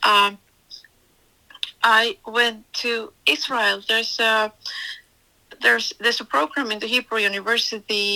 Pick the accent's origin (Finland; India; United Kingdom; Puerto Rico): Finland; moved away as an adult; now in Florida, United States; I was born and raised in Finland, North Europe, country between Russia and Sweden.